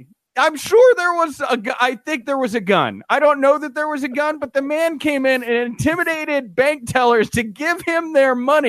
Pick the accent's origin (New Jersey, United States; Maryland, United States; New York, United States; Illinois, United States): Illinois, United States; Chicago; I'm from Chicago here.